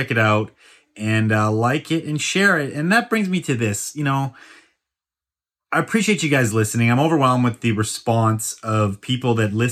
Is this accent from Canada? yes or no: yes; Vancouver, British Columbia, Canada; I have a fellow Vancouverite joining me today